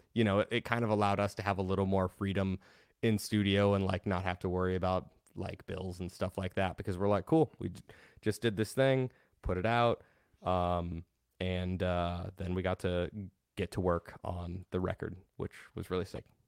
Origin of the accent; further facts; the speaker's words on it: Denver, Colorado, United States; I grew up in the Denver metal scene